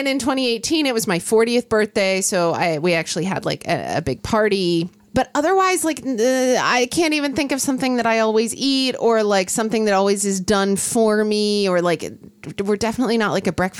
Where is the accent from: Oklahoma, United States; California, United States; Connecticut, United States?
Oklahoma, United States; now in West Coast, United States; When I was growing up in Oklahoma